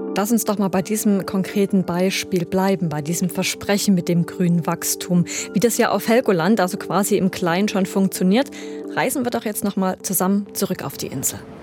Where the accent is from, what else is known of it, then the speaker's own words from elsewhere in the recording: Germany; als Deutsche